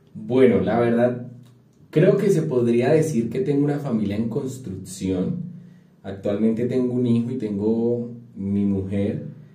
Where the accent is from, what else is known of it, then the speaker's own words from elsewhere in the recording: a town near Bogotá, Cundinamarca, Colombia; nací en un pueblo muy cerca a Bogotá, pero sí sigue siendo pueblo, ¿verdad? donde todo mundo se conocía con todo mundo